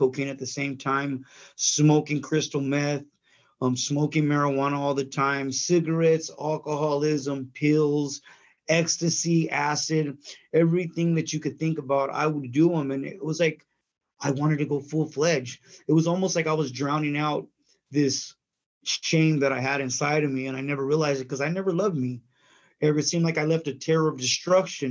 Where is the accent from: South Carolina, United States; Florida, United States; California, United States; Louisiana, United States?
California, United States; San Bernardino; I was raised out here in San Bernardino, California